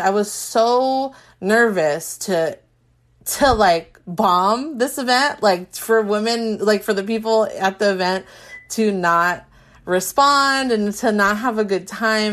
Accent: Carson, California, United States; now in Orange County, United States; I'm from the Carson area

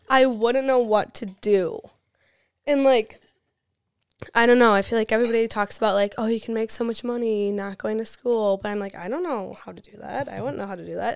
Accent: West Salem, Wisconsin, United States; I'm from West Salem. It's right next to La Crosse.

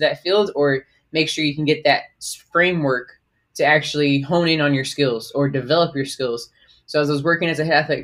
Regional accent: Miramar, Florida, United States; moved away as an adult; also born or lived in Georgia / North Carolina; now in Oklahoma City, United States; I grew up in South Florida, so I am from Miramar, small town in South Florida.

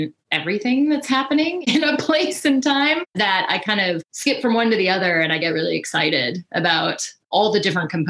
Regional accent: Colorado, United States; I grew up in Colorado and actually grew up going to DU hockey games

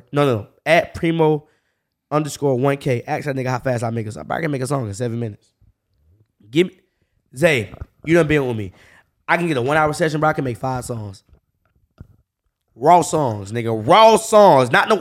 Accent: Jacksonville, Florida, United States; I grew up on the north side

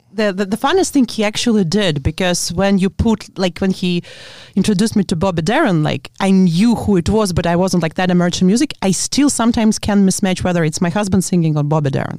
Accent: Latvia; English is a second language; moved away as an adult; I'm actually from Latvia

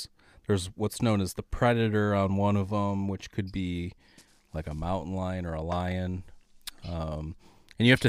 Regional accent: Michigan, United States; St. Joseph County, Michigan, my home state

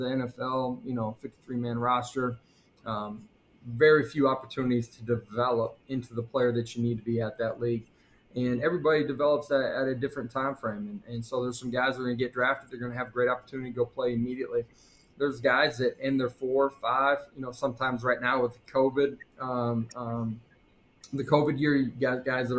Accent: South Dakota, United States; moved away as an adult; also born or lived in Oklahoma; Growing up in South Dakota, middle America

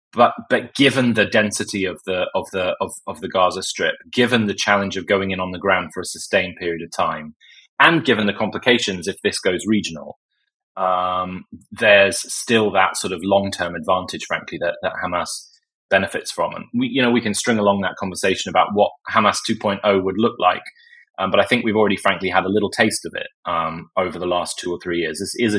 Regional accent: United States; forget my accent, by the way, I am an American, that we as the US embraced after 9/11.

